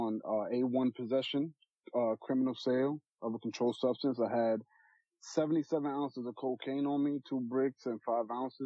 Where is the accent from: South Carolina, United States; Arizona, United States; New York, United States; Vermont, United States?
New York, United States; New York City; Born and raised in Queens.